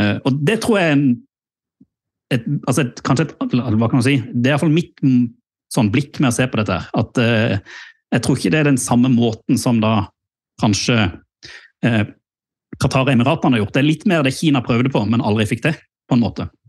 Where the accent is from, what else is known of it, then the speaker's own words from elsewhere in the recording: Mandal, Agder, Norway; da jeg vokste opp i, i Mandal.